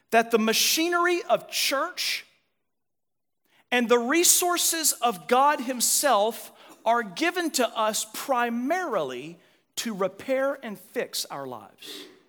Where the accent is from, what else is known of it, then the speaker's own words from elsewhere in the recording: United States; As American Christians